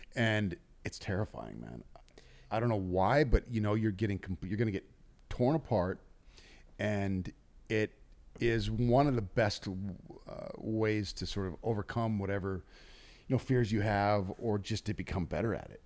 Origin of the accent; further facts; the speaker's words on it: North Dakota, United States; now in Los Angeles, United States; we're both from North Dakota